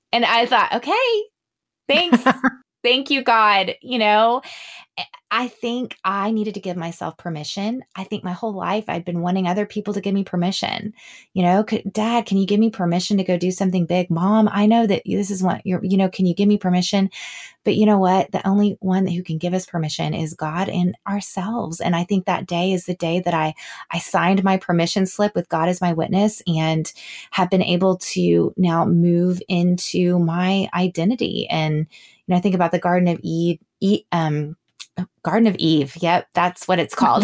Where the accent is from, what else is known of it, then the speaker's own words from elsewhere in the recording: San Antonio, Texas, United States; I grew up in San Antonio